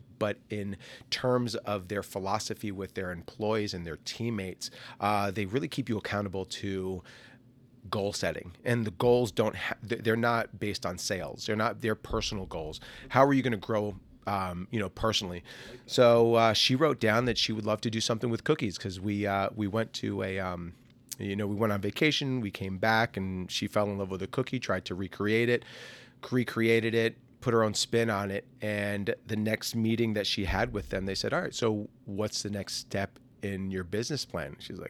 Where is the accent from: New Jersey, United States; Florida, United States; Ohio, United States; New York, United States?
New Jersey, United States; now in Orlando, United States; We hail from New Jersey, but it was Fat Ash Bakes was born here in Orlando in 2020.